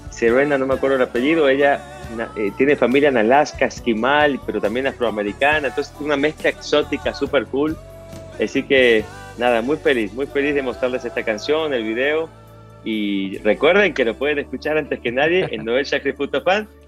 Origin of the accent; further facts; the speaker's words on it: Argentina; born there; yo nací en Argentina, pero también soy mexicano